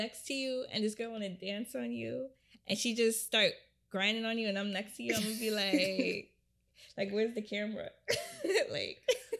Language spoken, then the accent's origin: English; Jamaica; So, I'm Jamaican.